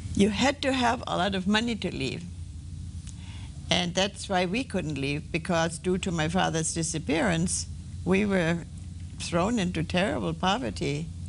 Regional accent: Wrocław, Lower Silesian Voivodeship, Poland; moved away; Breslau, my hometown, was a huge town.

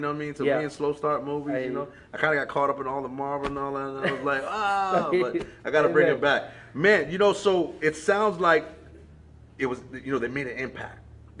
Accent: New York City, New York, United States; You know, I'm from Brooklyn.

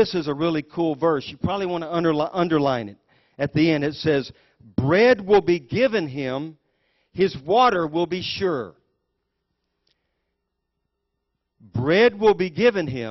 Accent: United States; I was born in the United States of America

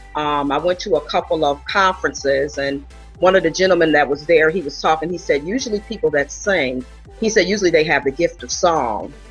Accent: Buffalo, New York, United States; moved away as an adult; I'm originally from Buffalo, New York

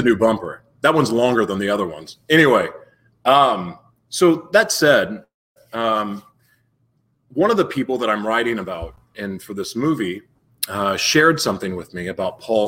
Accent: Oklahoma City, Oklahoma, United States; moved away; also born or lived in Los Angeles, California / South Florida / Taos, New Mexico; I was born in Oklahoma City

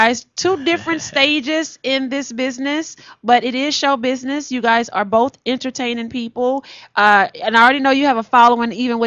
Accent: Houston, Texas, United States; I'm from Houston

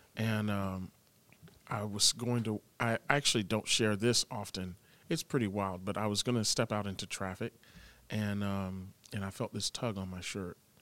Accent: Tampa, Florida, United States; I grew up in Tampa

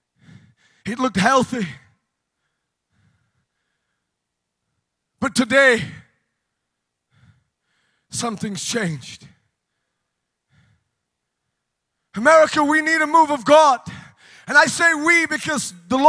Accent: United Kingdom; moved away as an adult; now in United States; But in the United Kingdom, we call it a queue

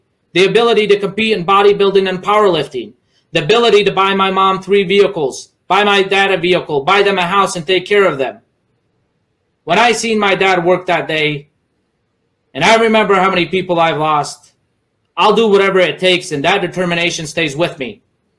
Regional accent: United States; English is a second language; You see, growing up in America, I didn't know the language. I didn't know the system, but soon I learned. While kids laughed at me at school because I didn't know English, I had to dig deep.

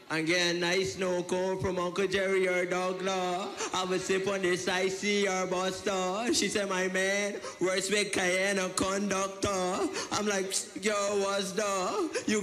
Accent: Guyana; Okay, um, where I'm from? I'm from Guyana.

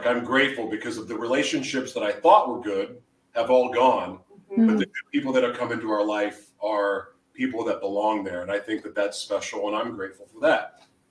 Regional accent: Oklahoma City, Oklahoma, United States; moved away; also born or lived in Hawaii; I grew up in Oklahoma City. Before I moved away, the May 3rd tornado hit my house. Moved to Hawaii right after that.

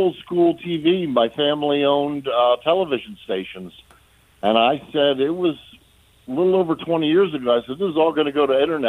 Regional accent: Vincentown, New Jersey, United States; now in Delaware, United States; I'm originally from Jersey, but I'm a transplant from Delaware.

